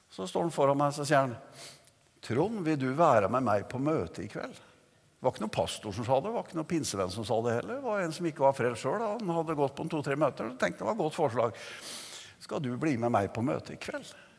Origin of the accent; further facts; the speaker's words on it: Notodden, Vestfold og Telemark, Norway; Jeg kom jo fra Notodden og oppvokste i Metodistkirken